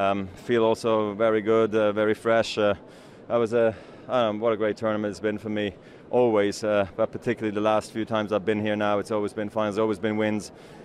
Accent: Basel, Basel-Stadt, Switzerland; what a moment for me to win my 10th here in my hometown of Basel.

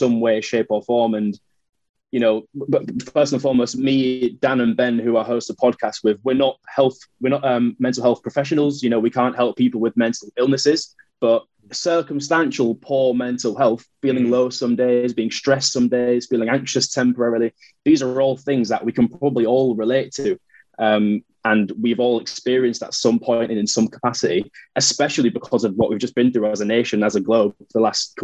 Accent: Hull, Yorkshire and the Humber, United Kingdom; moved away as an adult; also born or lived in Leeds / London; I'm a northerner, I'm born and bred in Hull, and then lived in Leeds for a few years

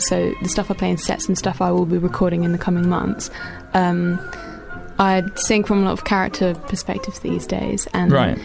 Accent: Southend-on-Sea, East of England, United Kingdom; all my friends from Southend

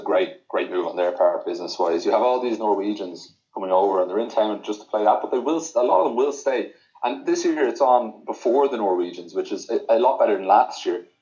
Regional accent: Ireland; as an Irish player

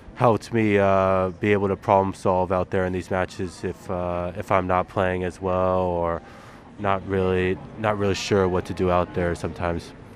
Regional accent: United States; as an American

